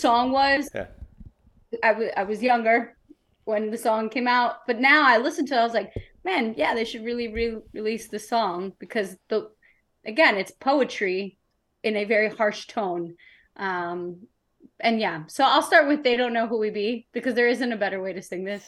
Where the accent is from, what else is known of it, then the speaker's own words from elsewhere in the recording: New York City, New York, United States; growing up in New York City